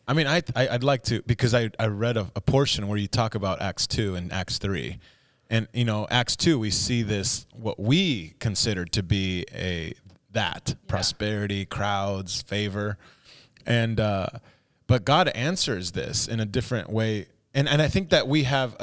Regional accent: United States; our experience as an, as an American

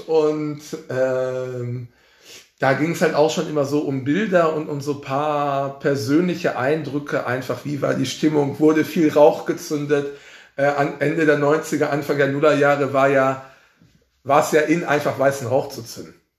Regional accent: Oberhausen, North Rhine-Westphalia, Germany; ich bin ja in Oberhausen tatsächlich äh, äh, geboren, meine Heimatstadt

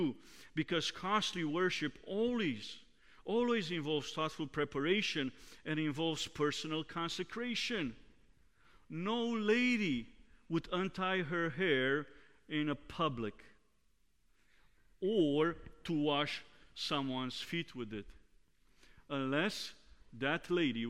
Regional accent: Romania; moved away; Growing up in Romania

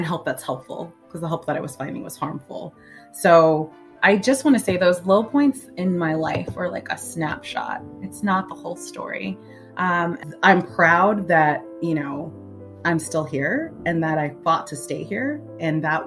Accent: New York City, New York, United States; now in Oakland, United States; I'm originally from Brooklyn, New York

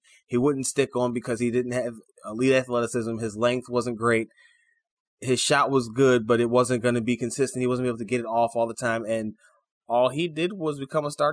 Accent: Chicago, Illinois, United States; my hometown Chicago

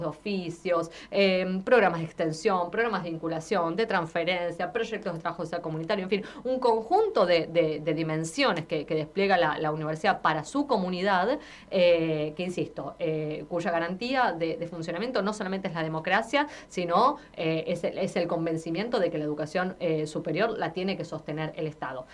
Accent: Argentina; soy argentina

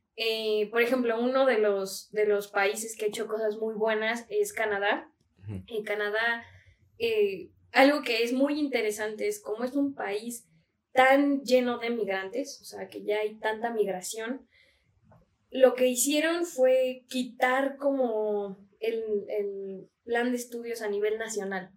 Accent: Mexico; como sociedad mexicana

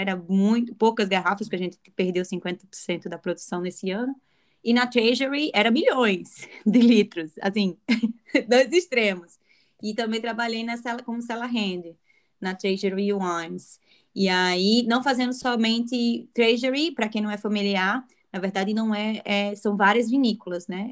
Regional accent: Natal, Rio Grande do Norte, Brazil; moved away as an adult; also born or lived in Argentina / Europe; now in Barossa Valley, Australia; sendo natalense

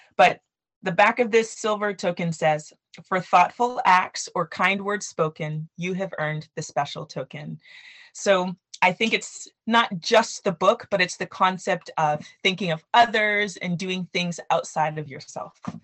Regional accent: Canada; I grew up in Canada with Nigerian parents.

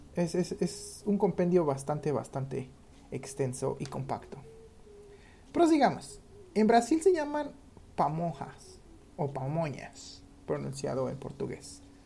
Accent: Mexico City, Mexico

